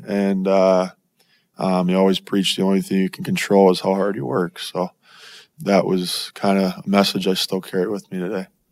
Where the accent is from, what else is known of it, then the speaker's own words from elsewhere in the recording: Florida, United States; moved away as an adult; now in Arizona, United States; growing up in Florida